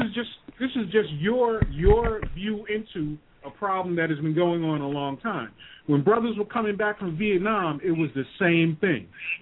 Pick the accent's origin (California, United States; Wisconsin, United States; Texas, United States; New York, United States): New York, United States; I grew up in New York, by the way.